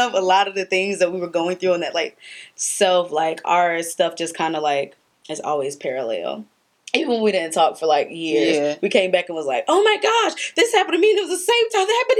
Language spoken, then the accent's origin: English; United States; clearly we're American